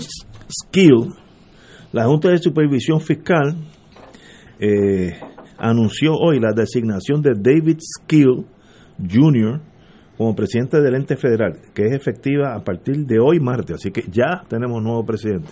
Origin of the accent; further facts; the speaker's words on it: Puerto Rico; yo soy puertorriqueño